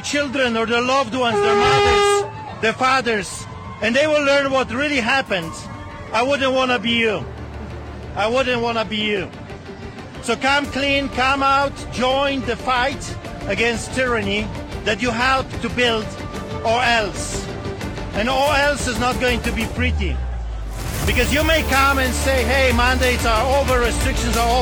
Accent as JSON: {"language": "English", "country": "Poland", "tie": "born or raised there", "moved": "yes", "lives_now": "Canada", "said": "I grew up in Poland"}